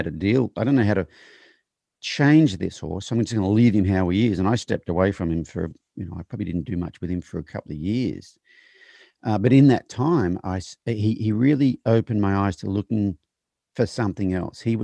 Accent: Australia; moved away as an adult; now in United States; I'm from Australia

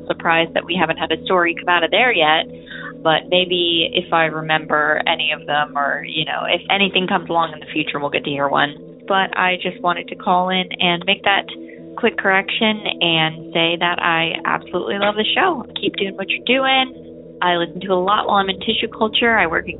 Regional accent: St. Cloud, Florida, United States; now in New York City, United States; I am from St. Cloud, Florida. I grew up in St. Cloud, Florida

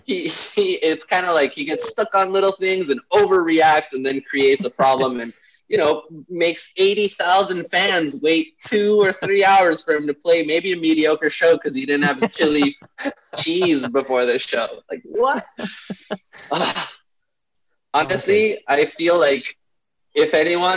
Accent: Bolivia; now in Los Angeles, United States; I'm from Bolivia in South America

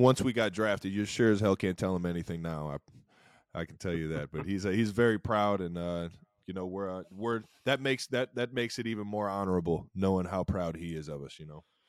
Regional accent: Cleveland, Ohio, United States; now in Kansas City, United States; growing up in Cleveland

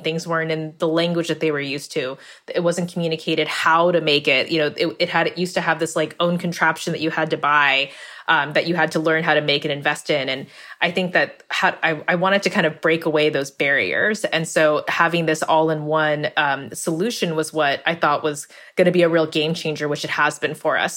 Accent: California, United States; I grew up in California, but in a Vietnamese American household

